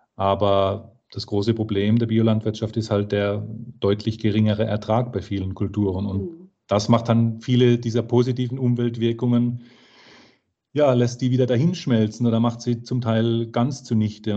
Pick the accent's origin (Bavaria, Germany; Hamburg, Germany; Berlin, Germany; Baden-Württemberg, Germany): Baden-Württemberg, Germany; Karlsruhe; in Karlsruhe, meiner Geburtsstadt